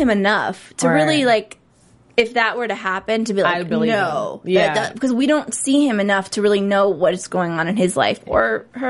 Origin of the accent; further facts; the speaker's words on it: Cleveland, Ohio, United States; I'm from Cleveland.